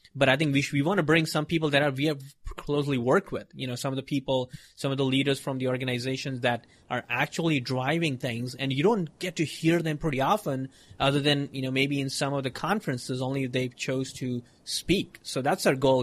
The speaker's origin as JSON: {"language": "English", "town": "Mumbai", "region": "Maharashtra", "country": "India", "tie": "born or raised there", "moved": "as an adult", "said": "I was born in India in Mumbai and uh, you know big city and all those craziness, a lot of people. And I grew up there."}